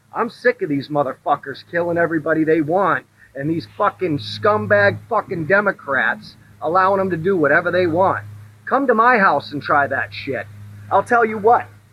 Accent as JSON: {"language": "English", "town": "Lewiston", "region": "Maine", "country": "United States", "tie": "born or raised there", "said": "my hometown of Lewiston, Maine."}